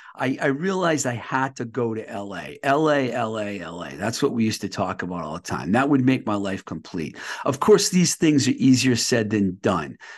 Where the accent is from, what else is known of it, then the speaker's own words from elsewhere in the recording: Massachusetts, United States; I'm from Mass, too